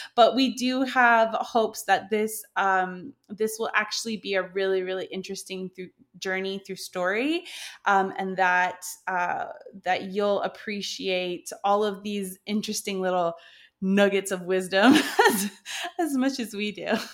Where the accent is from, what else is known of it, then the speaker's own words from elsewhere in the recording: Canada; moved away as an adult; now in France; I am a Canadian plus size model who moved to France in two, when did I move here? two thousand sixteen